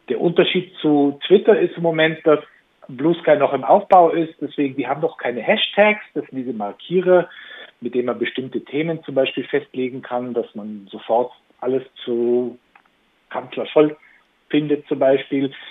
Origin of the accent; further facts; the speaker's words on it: Southern Germany, Germany; Und es war natürlich dann uns äh, als Süddeutsche gegenüber extrem gehässig und feindselig.